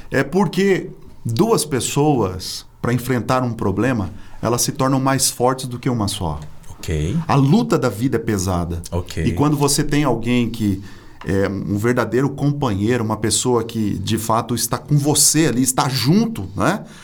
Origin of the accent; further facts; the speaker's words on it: Minas Gerais, Brazil; Sou também. Mineiro, opa.